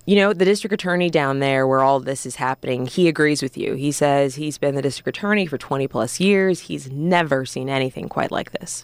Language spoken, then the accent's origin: English; Orange County, California, United States; moved away as an adult; also born or lived in Columbia, Missouri / Spokane, Washington; now in Atlanta, United States; I'm from California, uh, born and raised in Orange County